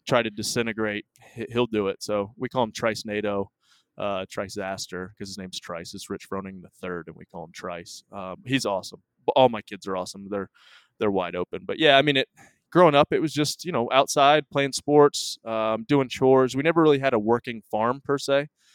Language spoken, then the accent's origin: English; Cookeville, Tennessee, United States; also born or lived in Michigan; I was 4 and a half when we moved to Tennessee